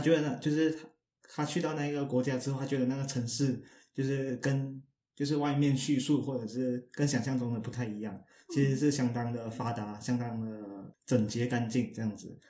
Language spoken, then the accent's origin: Chinese; Malaysia; 你可能骂到我国家的人了，马来西亚人也用中，也用简体字